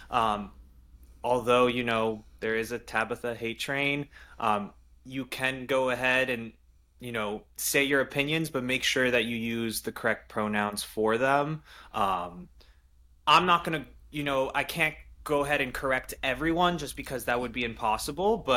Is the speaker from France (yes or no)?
yes; Paris, Île-de-France, France; I'm French guys I was born in Paris so every summer I go I, I go back to France to see my family we have a family uh, home there